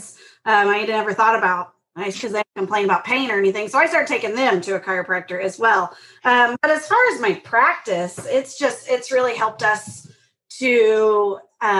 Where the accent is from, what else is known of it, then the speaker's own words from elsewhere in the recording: Kansas, United States; I grew up in Kansas